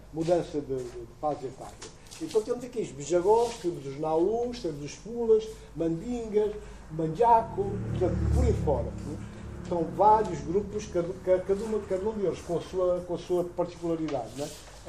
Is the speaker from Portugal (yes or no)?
no; Guinea-Bissau; born or raised there